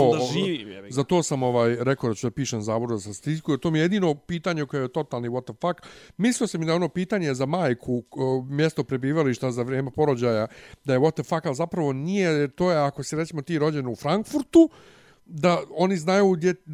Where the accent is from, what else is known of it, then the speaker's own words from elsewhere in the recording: Serbia; accent: Ekavian; ja sam na popisu rekao, ja sam srbin, ovaj srpski jezik pravoslavac